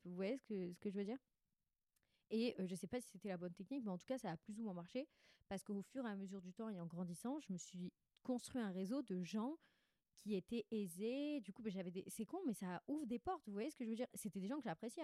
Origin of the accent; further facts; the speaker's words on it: Bandol, Provence-Alpes-Côte d'Azur, France; also born or lived in Six-Fours-les-Plages; j'ai grandi à Bandol, Sifour